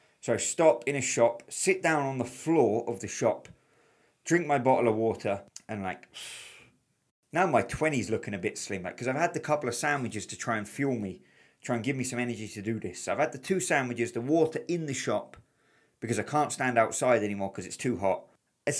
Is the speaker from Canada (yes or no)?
no; England, United Kingdom; I'm from England